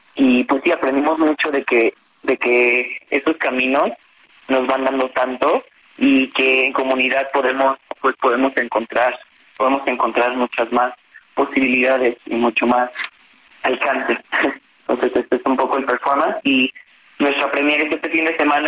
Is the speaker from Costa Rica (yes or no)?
no; Mexico; moved away; yo soy mexicano, apenas regresé a México justo en septiembre del año pasado y llevaba nueve años fuera